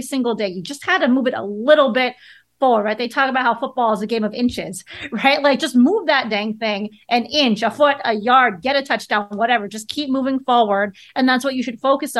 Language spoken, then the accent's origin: English; Chicago, Illinois, United States; I grew up in Chicago and I was a Chicago Bears fan